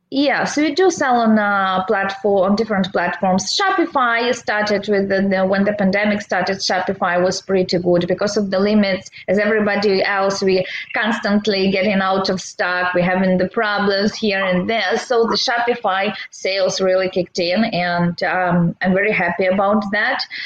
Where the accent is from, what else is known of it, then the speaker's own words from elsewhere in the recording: Belarus; moved away as an adult; now in San Diego, United States; Originally, I'm from Belarus. It's uh, Eastern Europe.